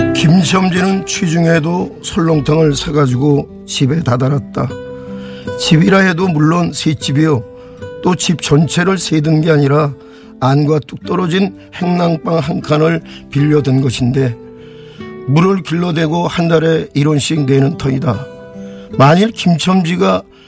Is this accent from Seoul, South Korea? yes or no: yes; Seoul, South Korea; 저는 네 52년도에 서울에서 태어났는데요. 예, 예. 예 노량진의 그 대장간이 있는 동네에 태어났어요.